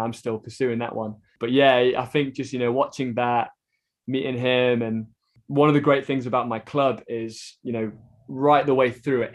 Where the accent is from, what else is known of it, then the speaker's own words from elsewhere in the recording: Stone, West Midlands, United Kingdom; I grew up paddling on the River Trent in Stone